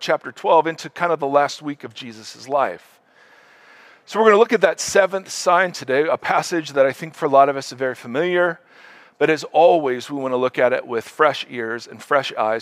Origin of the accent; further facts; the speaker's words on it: Ohio, United States; moved away; I'm originally from Ohio.